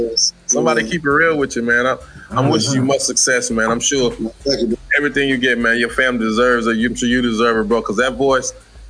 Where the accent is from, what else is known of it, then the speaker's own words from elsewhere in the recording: Little Rock, Arkansas, United States; also born or lived in Memphis, Tennessee; I was born in Memphis, raised in Little Rock